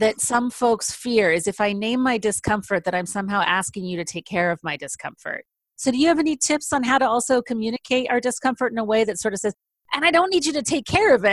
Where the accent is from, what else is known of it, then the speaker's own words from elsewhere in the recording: San Francisco, California, United States; I'm from San Francisco